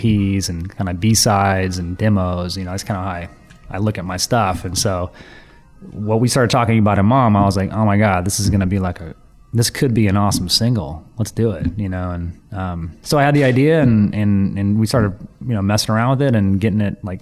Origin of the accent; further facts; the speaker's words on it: Athens, Georgia, United States; moved away as an adult; now in Seattle, United States; where I grew up in Athens, Georgia is a big music town